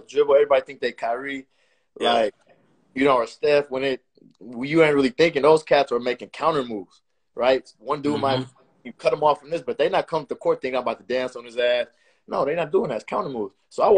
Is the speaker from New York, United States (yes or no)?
yes; New York, United States; we come from New York, you know what I mean?